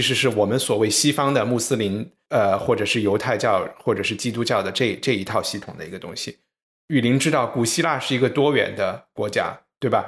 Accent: China; 作为中国人

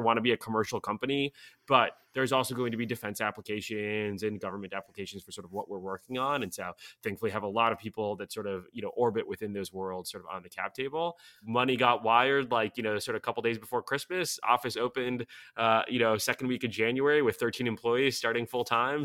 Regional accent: Sofia, Sofia City, Bulgaria; English is a second language; now in United States; I was born in Sofia, uh, and sort of fled the fall of the communist regime there by getting into Caltech.

